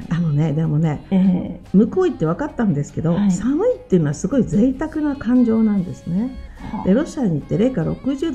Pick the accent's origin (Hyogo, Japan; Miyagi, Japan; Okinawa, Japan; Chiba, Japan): Okinawa, Japan; first language Ryukyuan and Japanese; 生まれた時から琉球語と日本語で育っていました学校教育も全部日本語なんです